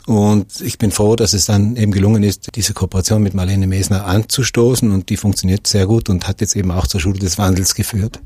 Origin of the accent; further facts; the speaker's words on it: Brixen, Trentino-Alto Adige, Italy; Ich bin in Brixen geboren, lebe dort